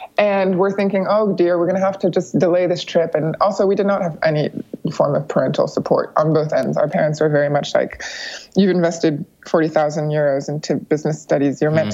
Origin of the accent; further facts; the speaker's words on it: United States; born there; I was born in the United States, so I have American citizenship.